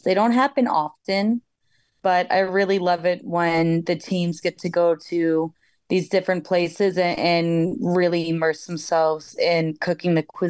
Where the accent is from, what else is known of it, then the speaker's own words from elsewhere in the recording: South Florida, United States; now in Brooklyn, United States; I'm also from South Florida. I'm 2 years older than Lena, so I'm the big sister. I currently live in Brooklyn, New York.